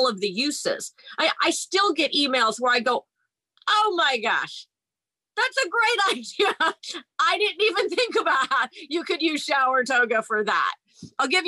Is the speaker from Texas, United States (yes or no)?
yes; Houston, Texas, United States; moved away; I'm from Houston, Texas